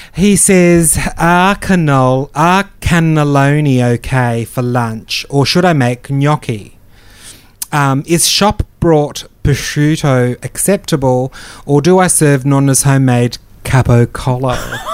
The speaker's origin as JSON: {"language": "English", "town": "Perth", "region": "Western Australia", "country": "Australia", "said": "I came from Perth."}